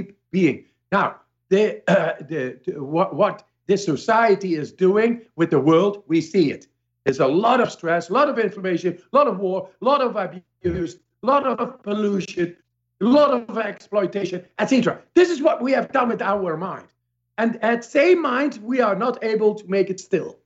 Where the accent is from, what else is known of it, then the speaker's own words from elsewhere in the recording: Amsterdam, North Holland, Netherlands; I come from Amsterdam